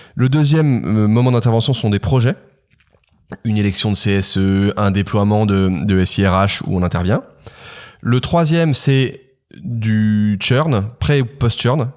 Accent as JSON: {"language": "French", "town": "Carcassonne", "region": "Occitania", "country": "France", "tie": "born or raised there", "also_born_or_lived": "Manila", "moved": "yes", "said": "une maison absolument incroyable dans laquelle je suis né à Carcassonne"}